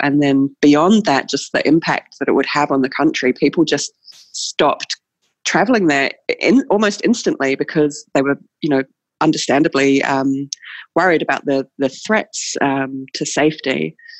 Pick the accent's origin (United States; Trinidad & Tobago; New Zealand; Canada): New Zealand; we as New Zealanders do when people come to visit us in New Zealand